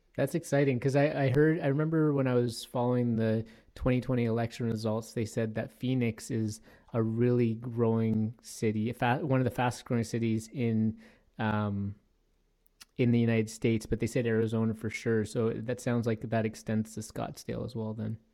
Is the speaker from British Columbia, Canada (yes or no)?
no; Toronto, Ontario, Canada; now in Edmonton, Canada; I grew up in Toronto, Ontario